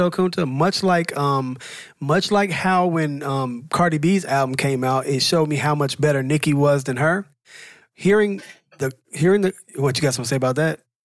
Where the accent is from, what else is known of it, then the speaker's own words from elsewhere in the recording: the South, United States; I'm from the South